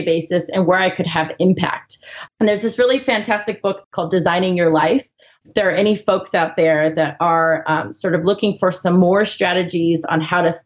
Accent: Southern California, United States; I grew up in SoCal

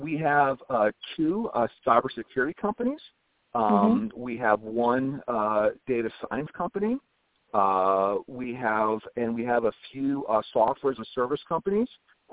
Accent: Ohio, United States; moved away as an adult; also born or lived in Minneapolis / Silicon Valley / Michigan; I grew up in Ohio, went to Ohio State, went to its arch rival school, Michigan

